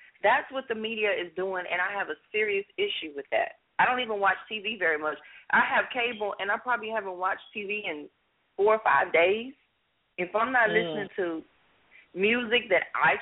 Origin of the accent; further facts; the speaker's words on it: Los Angeles, California, United States; I grew up in Los Angeles